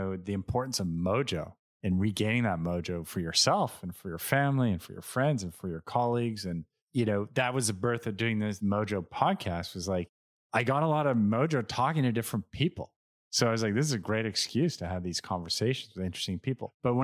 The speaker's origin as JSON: {"language": "English", "town": "Montreal", "region": "Quebec", "country": "Canada", "said": "we're Canadian, we're from Montreal"}